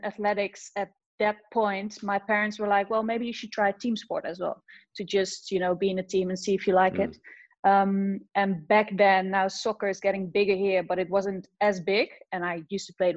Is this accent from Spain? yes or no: no; Zeist, Utrecht, Netherlands; also born or lived in Amsterdam; I'm originally from Zeist, which is a small little town close to Utrecht. So I started a small little club there